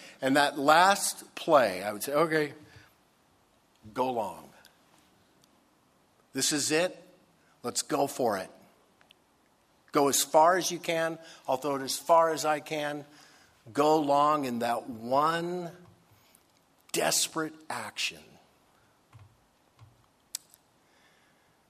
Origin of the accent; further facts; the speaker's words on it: Dayton, Ohio, United States; moved away; When I grew up in Ohio. I spent about 4 or 5 years there. Dayton, Ohio.